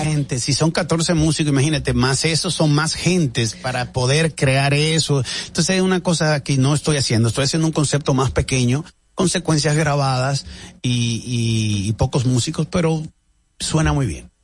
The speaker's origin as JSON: {"language": "Spanish", "region": "La Vega", "country": "Dominican Republic", "tie": "born or raised there", "moved": "yes", "lives_now": "Miami, United States", "said": "en La Vega hago mi estreno en mi, en mi ciudad en mi pueblo"}